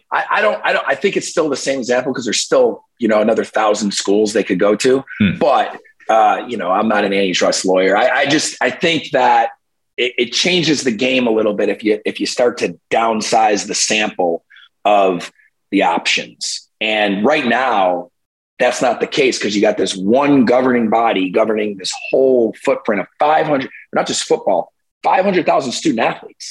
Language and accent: English; New York, United States; my home state of New York